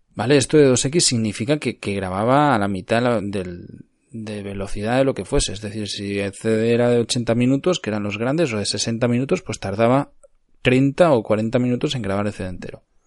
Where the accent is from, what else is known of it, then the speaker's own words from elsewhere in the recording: Cardedeu, Catalonia, Spain; moved away; also born or lived in Barcelona; Yo soy nacido en Barcelona, pero he crecido mi vida en Cardedeu, que estaba ubicado a treinta y pocos kilómetros de Barcelona.